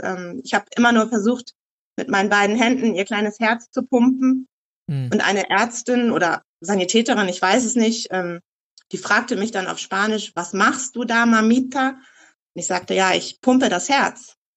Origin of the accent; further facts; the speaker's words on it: Eckernförde, Schleswig-Holstein, Germany; moved away as an adult; also born or lived in Hamburg / Costa Rica / Czech Republic; ich komme aus Eckernförde, obwohl ich hier nicht geboren bin. Ich bin so seit meinem dritten, vierten Lebenstag dann in Eckernförde auch angekommen.